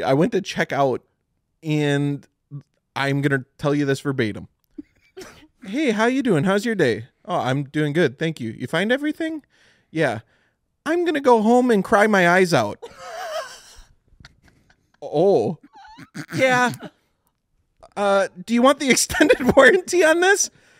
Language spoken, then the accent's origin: English; Beaverdam, United States; I loved it because I came from Beaverdam, and we have nothing. We don't have anything except Walmart, AutoZone, McDonald's.